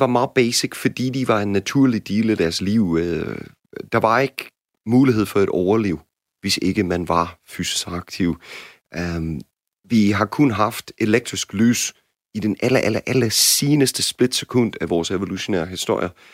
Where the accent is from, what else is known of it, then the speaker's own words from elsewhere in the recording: United States; Danish is a second language; now in Denmark; som jeg har lært som amerikaner